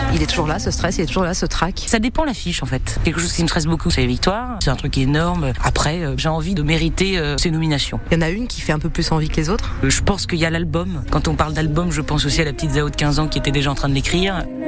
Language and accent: French; Saint-Nazaire, Pays de la Loire, France; je suis née à Saint-Nazaire, j'ai tout vécu à Saint-Nazaire